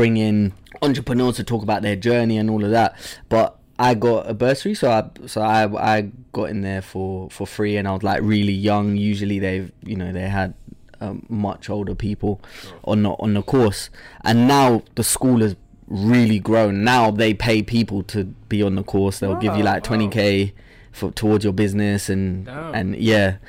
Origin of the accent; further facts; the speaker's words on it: London, United Kingdom; also born or lived in Zambia; I had like a real African upbringing, I guess, in London